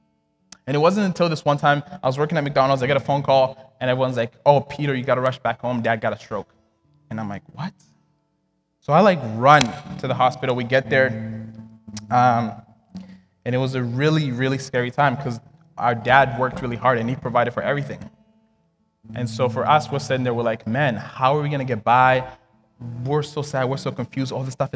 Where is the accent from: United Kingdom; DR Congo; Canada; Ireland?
DR Congo; I was born and raised in Congo. And back then, like, we had family prayer every single night.